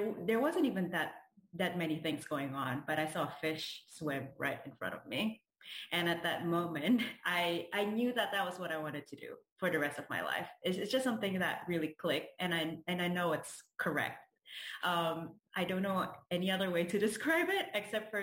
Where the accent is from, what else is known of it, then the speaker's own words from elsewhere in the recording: Jakarta, Indonesia; moved away as an adult; also born or lived in Rhode Island, United States; now in United States; I grew up in Jakarta. It's the capital city of Indonesia